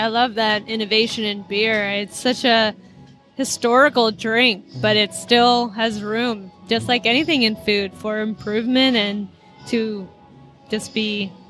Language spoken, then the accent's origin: English; Philippines; As you mentioned before, I'm Filipino, and so, of course, there's Filipino beers out there.